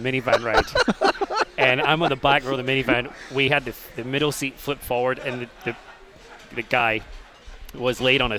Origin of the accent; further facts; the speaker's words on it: Airdrie, Scotland, United Kingdom; moved away as an adult; also born or lived in Glasgow; now in Orlando, United States; I grew up outside of Glasgow, a place called Airdrie.